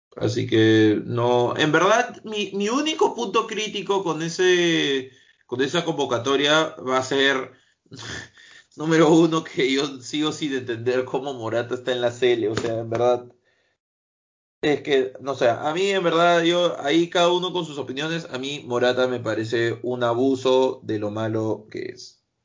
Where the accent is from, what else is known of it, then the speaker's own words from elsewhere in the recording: Peru; si soy peruano